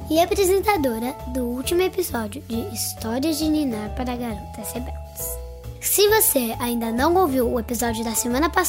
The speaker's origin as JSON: {"language": "Portuguese", "region": "São Paulo", "country": "Brazil", "said": "sou de São Paulo e eu tenho 8 anos."}